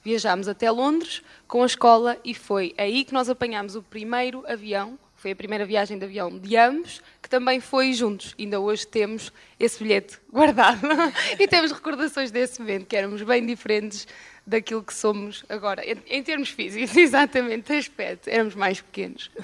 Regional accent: Moimenta da Beira, Norte, Portugal; nós somos de Moimenta da Beira

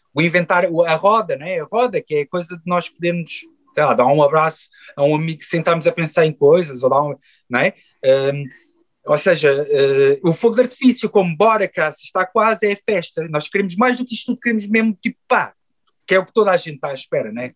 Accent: Queluz, Lisbon, Portugal; also born or lived in Chaves; cresci em Queluz, no Montabrão, ali na linha de Sintra

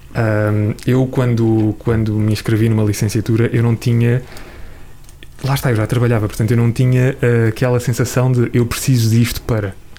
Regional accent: Ponte de Sor, Alentejo, Portugal; moved away; com onze anos, eh, eu vivia no, no Alentejo e, e na altura entrei numa rádio local, na rádio local da minha terrinha

